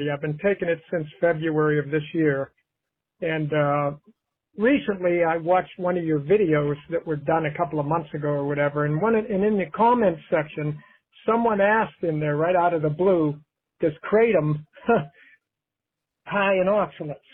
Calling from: Carnegie, Pennsylvania, United States; I'm calling from Carnegie, Pennsylvania.

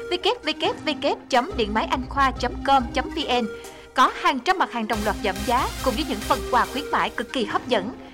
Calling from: Long An, Vietnam; tên từ Long An á chị.

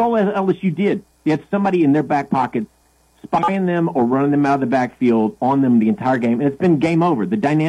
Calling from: London, United Kingdom; Yeah, this is …. I'm actually calling from London.

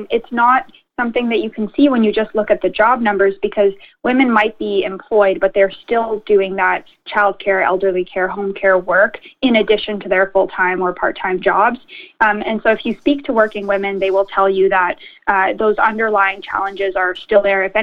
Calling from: Ontario, Canada; I know we're calling in from York Region here, so the chambers in Richmond Hill and Newmarket and Vaughan, we've all been amplifying the message

